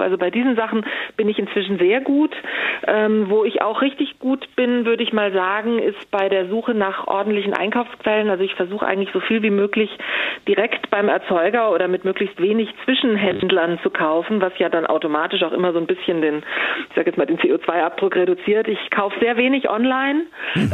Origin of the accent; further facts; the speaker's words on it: Stuttgart, Baden-Württemberg, Germany; moved away; ich komme aus Stuttgart ursprünglich